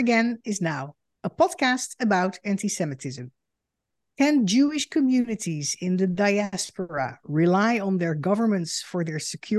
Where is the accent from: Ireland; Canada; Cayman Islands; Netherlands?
Netherlands; moved away as an adult; now in United States; I am a Dutch Jew and the daughter of Holocaust survivors. In 2006, I emigrated to the United States because of the rising antisemitism in Europe.